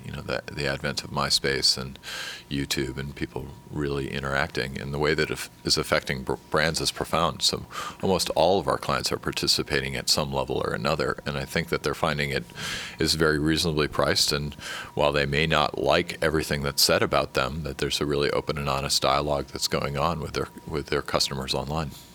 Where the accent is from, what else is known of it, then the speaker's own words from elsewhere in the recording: San Francisco, California, United States; I come from San Francisco and Silicon Valley